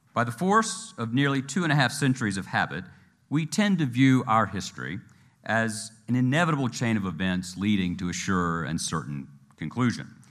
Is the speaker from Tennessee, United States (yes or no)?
yes; Tennessee, United States; I was from Tennessee